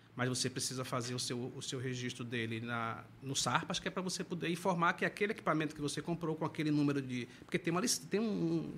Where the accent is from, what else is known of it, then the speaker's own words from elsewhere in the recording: Santo Amaro, Bahia, Brazil; now in Salvador, Brazil; sou do interior do estado, sou de Santo Amaro da Purificação